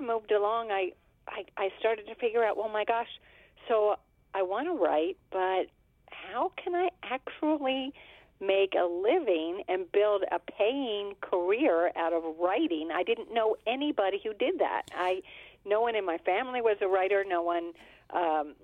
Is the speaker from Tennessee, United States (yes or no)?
no; Pittsburgh, Pennsylvania, United States; I grew up in Pittsburgh, Pennsylvania